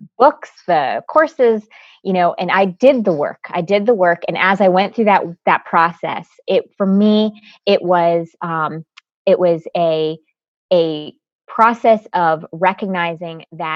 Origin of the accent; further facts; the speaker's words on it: Connecticut, United States; I was actually born and raised in Connecticut. I am first generation American